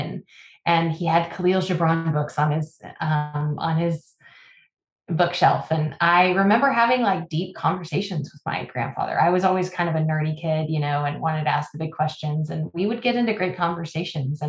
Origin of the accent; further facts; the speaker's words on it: Midland, Texas, United States; I am also a girl from West Texas. I grew up in Midland and oil country